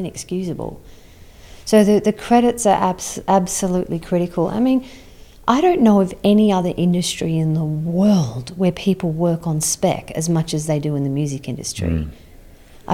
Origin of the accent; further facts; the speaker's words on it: Sydney, New South Wales, Australia; I'm from Sydney